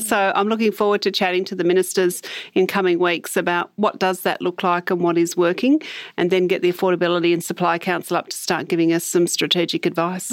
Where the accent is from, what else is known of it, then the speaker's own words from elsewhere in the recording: Hobart, Tasmania, Australia; I spent, um, part of my early, um, childhood in the suburb of Bridgewater in the northern suburbs of Hobart in, um, social housing.